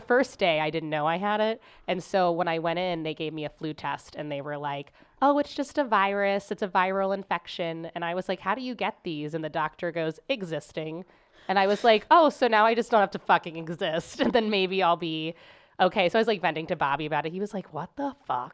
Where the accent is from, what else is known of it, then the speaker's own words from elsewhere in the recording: Cincinnati, Ohio, United States; moved away as an adult; now in St. Louis, United States; I grew up in Cincinnati